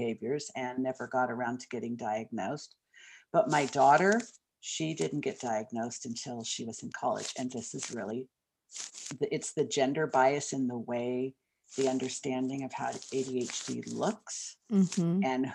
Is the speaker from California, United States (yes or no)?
yes; Southern California, United States; moved away as an adult; also born or lived in Hollywood, Los Angeles; now in Portland, United States; I grew up in Southern California